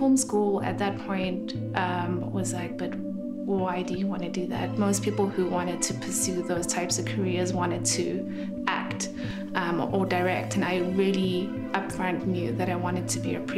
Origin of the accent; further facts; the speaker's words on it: Johannesburg, Gauteng, South Africa; I was born in Johannesburg, and I come from quite a big family